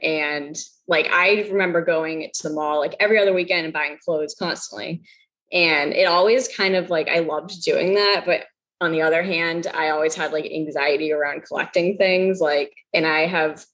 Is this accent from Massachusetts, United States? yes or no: yes; Massachusetts, United States; I grew up in Massachusetts. That's where we live now.